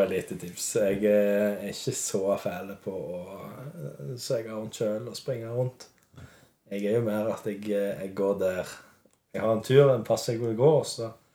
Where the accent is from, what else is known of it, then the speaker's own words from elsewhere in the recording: Western Norway, Norway; Vi kommer jo fra Vestlandet begge